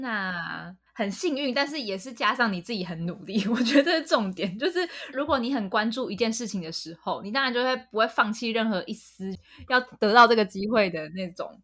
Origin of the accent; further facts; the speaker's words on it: Taiwan; moved away; 身为台湾人真的很棒了